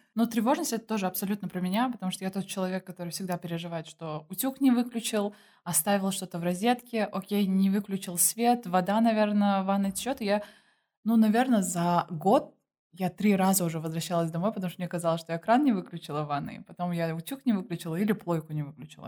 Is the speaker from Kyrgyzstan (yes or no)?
yes; Kyrgyzstan